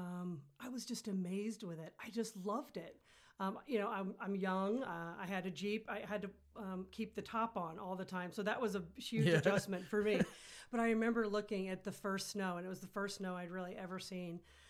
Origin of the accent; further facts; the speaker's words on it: Delray Beach, Florida, United States; moved away as an adult; now in South Bend, United States; I'm actually originally from South Florida, a town called Delray Beach, which was unknown, but now it's totally known.